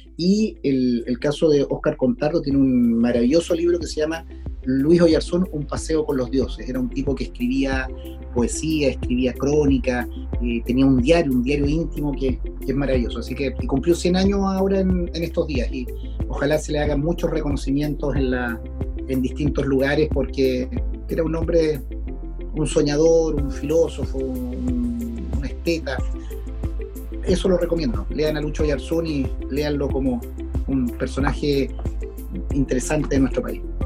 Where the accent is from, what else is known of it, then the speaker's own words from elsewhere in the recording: Chile; como chilenos o chilenas